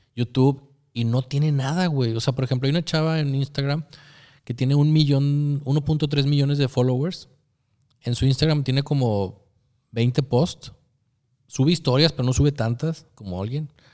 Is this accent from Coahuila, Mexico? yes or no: yes; Torreón, Coahuila, Mexico; Soy de Torreón